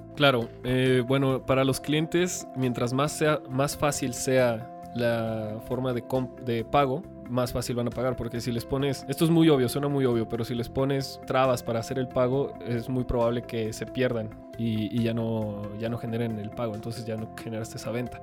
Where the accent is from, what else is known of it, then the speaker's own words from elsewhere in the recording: Mexico City, Mexico; Nací en Ciudad de México en el 93